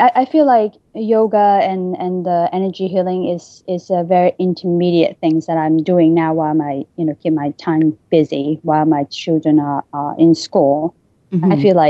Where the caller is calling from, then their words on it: New York, United States; New York.